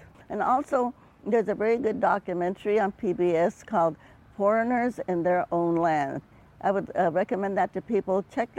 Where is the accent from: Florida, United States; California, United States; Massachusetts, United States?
California, United States; Stockton; also born or lived in Kern County, California; I grew up in Stockton, California